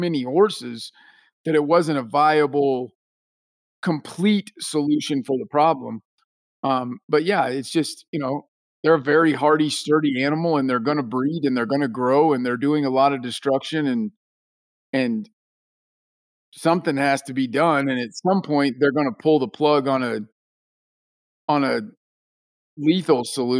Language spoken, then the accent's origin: English; Hutchinson, Kansas, United States; my hometown of Hutchinson, Kansas